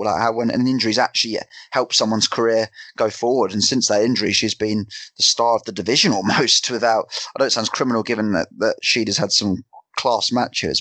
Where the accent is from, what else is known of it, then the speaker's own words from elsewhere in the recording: England, United Kingdom; being English